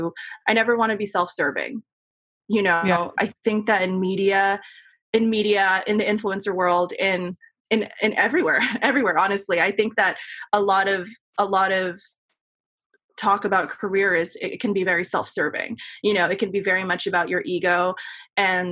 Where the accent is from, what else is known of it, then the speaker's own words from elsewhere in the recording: New York City, New York, United States; I grew up in Queens and was able to commute in and out to intern at these magazines or go to NYU